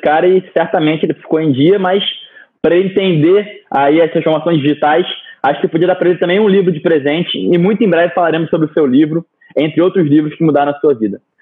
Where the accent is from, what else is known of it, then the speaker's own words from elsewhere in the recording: Rio de Janeiro, Brazil; eu me considero um carioca da gema. Nascido e crescido no Rio